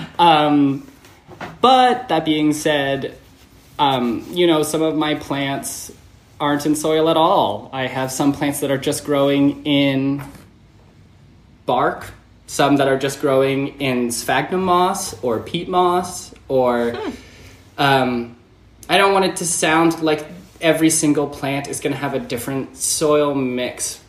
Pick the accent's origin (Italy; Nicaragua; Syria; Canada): Canada; about an hour outside of Toronto, Ontario; now in United States; I grew up about an hour outside of Toronto in in a rural farming town that's pretty small.